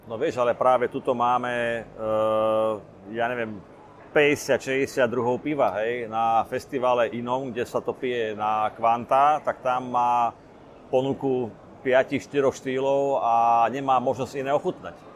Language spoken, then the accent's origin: Slovak; Slovakia; ja sme prišli na Slovensko, naspäť domov